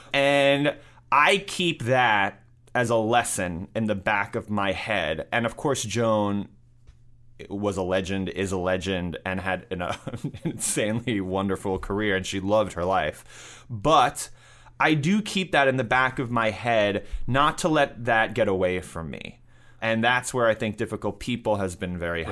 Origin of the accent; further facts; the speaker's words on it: New York City, New York, United States; I grew up in New York City and I went to high school in Manhattan.